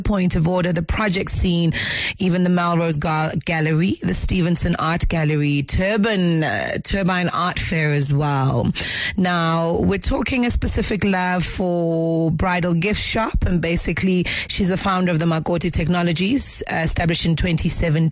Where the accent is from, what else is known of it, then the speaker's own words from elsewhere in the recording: South Africa; our identity as South African people